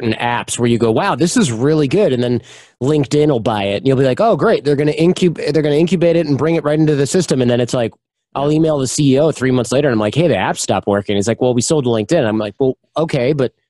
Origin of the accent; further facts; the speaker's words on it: Michigan, United States; I'm from Michigan